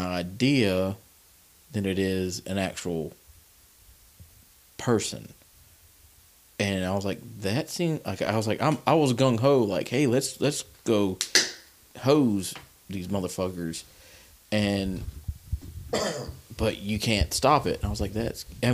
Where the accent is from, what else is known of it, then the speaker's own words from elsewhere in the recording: the South, United States; I'm from the South